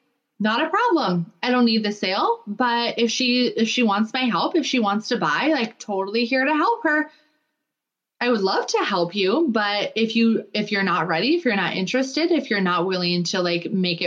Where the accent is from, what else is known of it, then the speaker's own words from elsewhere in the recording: Minnesota, United States; now in North Dakota, United States; I live in North Dakota now, but I'm from Minnesota.